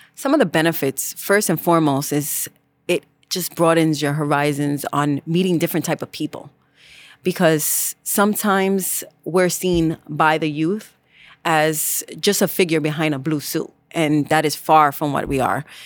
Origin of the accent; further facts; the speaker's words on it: New York City, New York, United States; I am from the Bronx